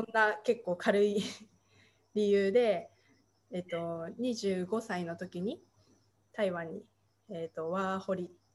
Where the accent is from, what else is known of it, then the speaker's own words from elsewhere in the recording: rural Tochigi Prefecture, Japan; first language Japanese; also born or lived in Oregon, United States / Taiwan; 栃木県の田舎で別にその宇都宮とか都会っていうわけじゃないので